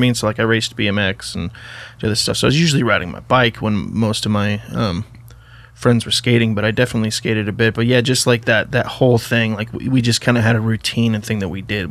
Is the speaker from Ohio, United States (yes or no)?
no; Idaho, United States; I grew up in pretty small town, Idaho